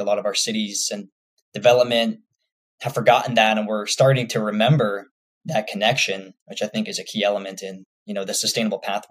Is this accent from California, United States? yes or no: yes; Santa Rosa, California, United States; moved away as an adult; also born or lived in Monterey Bay Area, California / Tempe, Arizona; I also spent a lot of time in the North Bay growing up in Santa Rosa